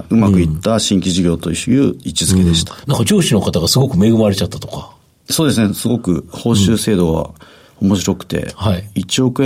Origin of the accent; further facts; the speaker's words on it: Hino, Tokyo, Japan; 私の実家、東京の日野市というところで、はい、学校も多摩市というところにあって